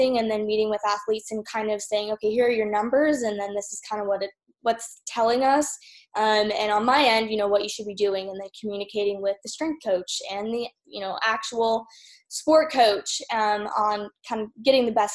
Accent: Iowa, United States; moved away as an adult; also born or lived in Utah / Kansas; now in Louisiana, United States; I'm from Iowa originally, so I'm a Midwest girl

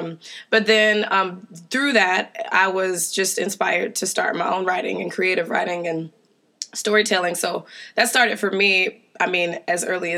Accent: the South, United States; No, okay, I'm not from Seattle. I'm so Southern.

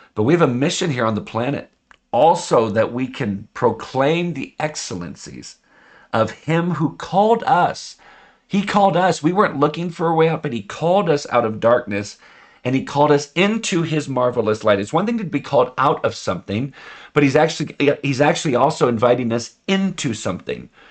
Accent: United States; I'm an American

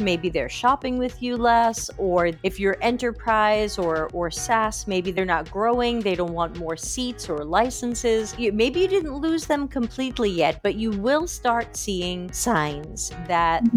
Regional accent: United States; moved away as an adult; now in Sardinia, Italy; I was born and raised in America, which my accent gives away, and I've been living in Italy for over five years

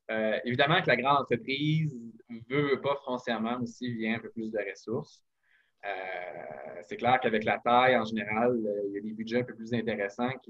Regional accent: Quebec, Canada; utiliser notre voix pour, euh, évidemment, rappeler qu'on est québécois

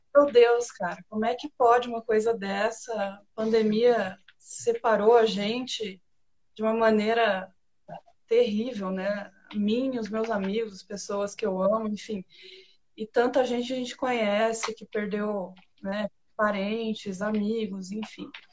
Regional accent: Italy; como boa italiana

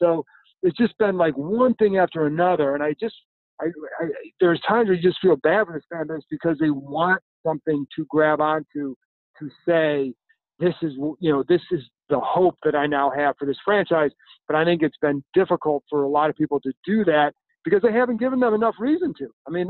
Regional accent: Cleveland, Ohio, United States; now in Washington, D.C., United States; I grew up in Cleveland.

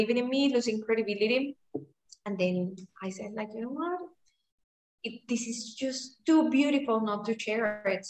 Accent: Colombia; I'm from Colombia.

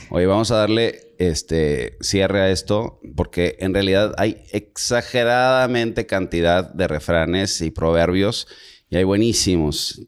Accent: Monterrey, Nuevo León, Mexico; Yo como soy de rancho, de Monterrey

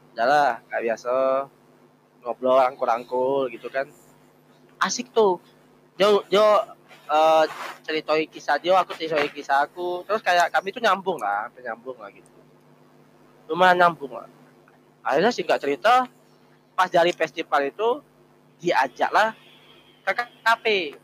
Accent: Jambi, Indonesia; now in Semarang, Indonesia; Aku juga lagi di Semarang, aku kuliah di Semarang gitu. Tapi aku aslinya Jambi

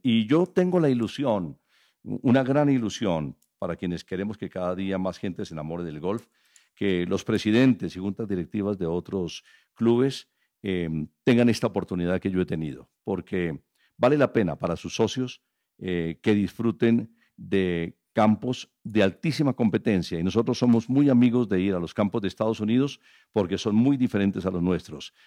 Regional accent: Colombia; nuestro país, en Colombia

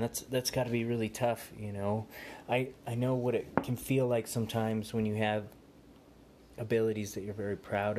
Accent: United States; I was born here in America

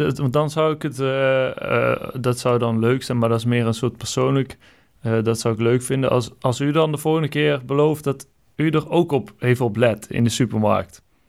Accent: North Brabant, Netherlands; ik kom uit Brabant, dus dan is het, ik lees dat als gewoon, omdat die E, ja, wij zeggen dat ook wel eens zo, eh, Brabanders

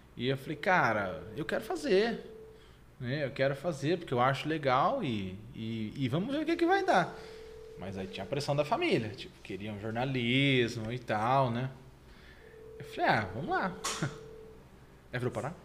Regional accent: Jundiaí, São Paulo, Brazil; also born or lived in Votorantim / Sorocaba; E eu vivi minha vida toda em Jundiaí.

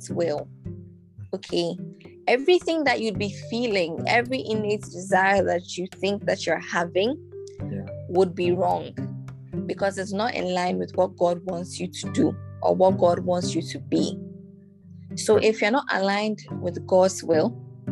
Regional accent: Ghana; Why am I a Ghanaian?

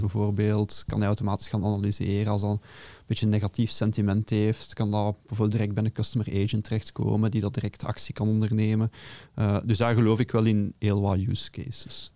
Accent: Belgium; accent: Brabantse tongval; mijn Brabantse tongval

